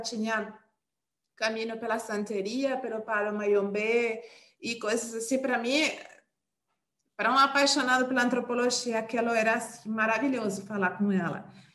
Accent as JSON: {"language": "Portuguese", "country": "Uruguay", "second_language": "Portuguese", "moved": "as an adult", "lives_now": "Brazil", "said": "eu sou uruguaia, né? Eu tenho mais ou menos... Eu estou aqui no Brasil desde o ano 2009"}